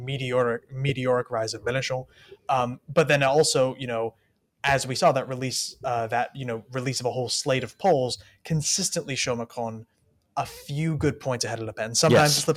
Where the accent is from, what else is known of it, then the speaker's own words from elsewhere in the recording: United States; we're both American